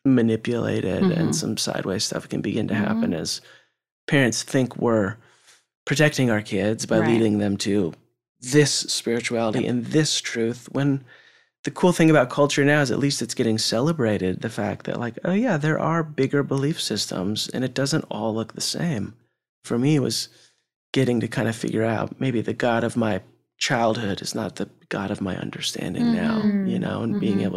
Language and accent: English; West Coast, United States; that was great, you know, growing up in West Coast and that sort of culture.